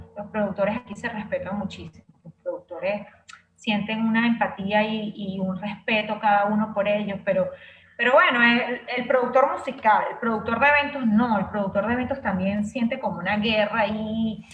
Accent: Venezuela

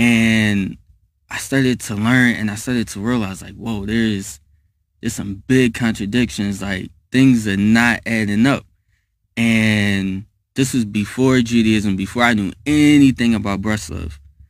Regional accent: Philadelphia, Pennsylvania, United States

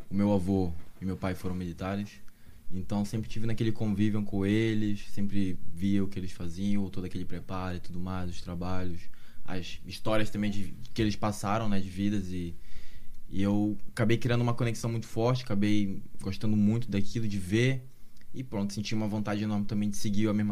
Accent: North Region, Brazil; Eu sou do Norte, uh, mas como falei para vocês aqui no off, né?

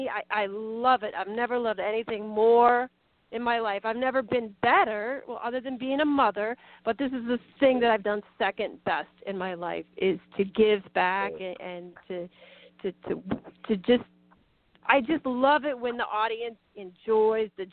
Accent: Colorado, United States; also born or lived in Minnesota; now in New Jersey, United States; when I was growing up in Colorado

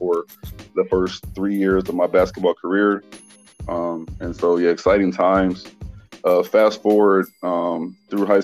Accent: Kansas City, Missouri, United States; also born or lived in Houston, Texas; my story starts back in Kansas City, Missouri

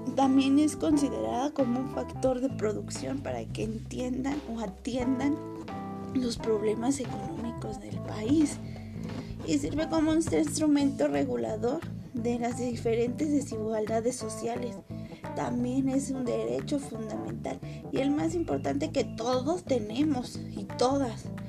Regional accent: Mexico; nuestro país

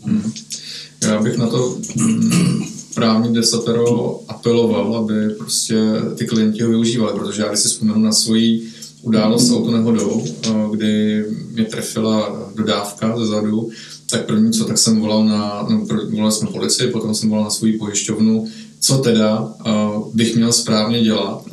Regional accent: Czechia; že jsme Češi

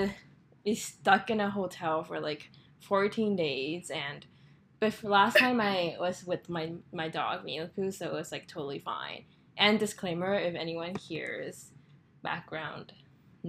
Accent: Taiwan; moved away as an adult; also born or lived in San Francisco Bay Area, United States / Hawaii, United States / Atlanta, United States; now in United States; I was basically born and raised here. I don't consider the U.S., like, where I was from. I'm definitely from Taiwan.

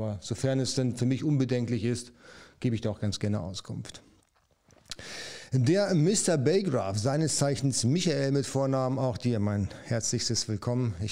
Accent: North Germany, Germany; Ich komme aus dem Norden. Jawohl, da komme ich eigentlich auch her. Man hört es auch an meinem Dialekt, der eigentlich nicht äh, erkennbar ist.

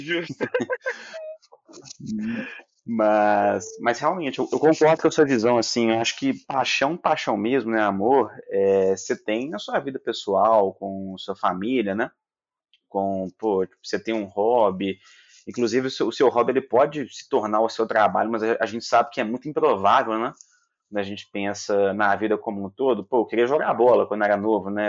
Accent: Belo Horizonte, Minas Gerais, Brazil; accent: mineiro; Aqui em Belo Horizonte, mineiro também

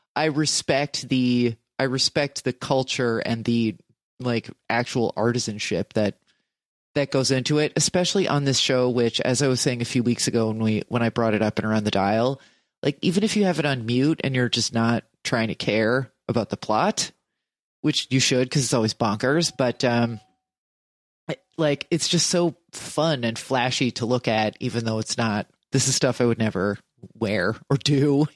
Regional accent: New Jersey, United States; I'm from New Jersey

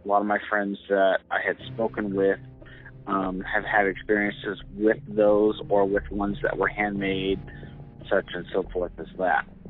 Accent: Southern California, United States; I grew up in Southern California

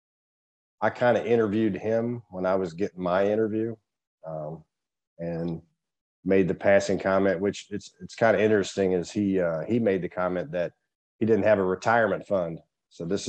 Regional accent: Central Missouri, United States; moved away as an adult; also born or lived in St. Louis, Missouri; I'm originally from Central Missouri. My wife and I moved back down here in 2009

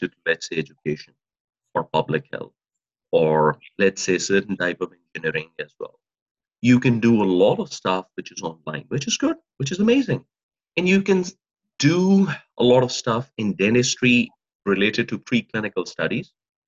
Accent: Pakistan; now in Regina, Canada; Given my own experience, I came from another country, I came from Pakistan, and I lived here.

